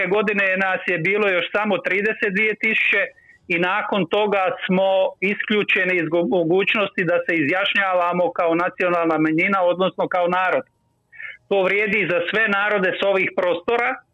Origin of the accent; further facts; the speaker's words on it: Zenica, Federation of Bosnia and Herzegovina, Bosnia & Herzegovina; moved away as an adult; also born or lived in Dubrovnik, Croatia; now in Ljubljana, Slovenia; Ja sam rođen u Zenici 40. godine u Bosni. Nakon gimnazije odlazim na studiju u Dubrovnik